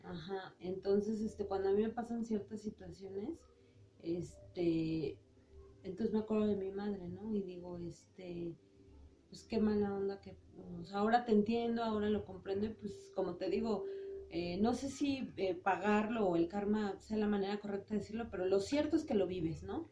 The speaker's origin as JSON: {"language": "Spanish", "region": "Mexico City", "country": "Mexico", "tie": "born or raised there", "said": "nací en el DF un 30 de julio de 1979"}